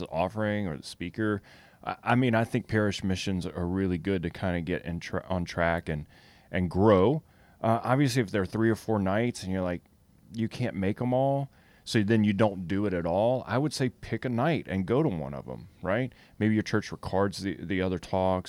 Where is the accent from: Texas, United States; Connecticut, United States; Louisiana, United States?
Louisiana, United States; I'm from Louisiana